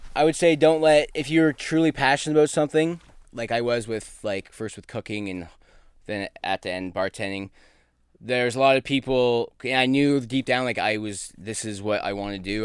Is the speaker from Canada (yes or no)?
yes; Brantford, Ontario, Canada; moved away; also born or lived in Ottawa / New York / Newfoundland; I grew up in my grandparents' butcher shop in Brantford, Ontario.